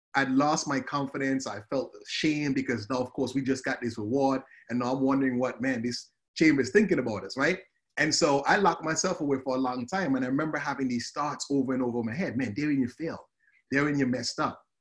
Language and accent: English; Antigua & Barbuda; moved away as an adult; also born or lived in Murray, Kentucky; now in United States; you probably hear the accent. So I'm, I'm from the Caribbean. I'm from a, of a beautiful island called Antigua